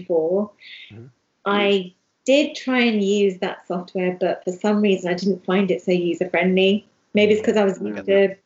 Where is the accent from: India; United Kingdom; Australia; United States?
United Kingdom; London; I'm from London. Even though I'm from Hounslow